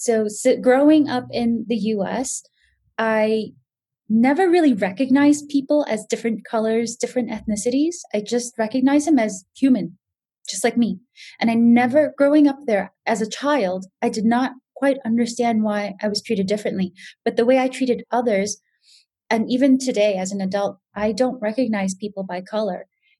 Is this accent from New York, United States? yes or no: yes; New York City, New York, United States; moved away as an adult; now in Singapore; I grew up in New York City, very different from the rest of the US in the sense that it was just natural for me to walk around like that. But now that I'm in Singapore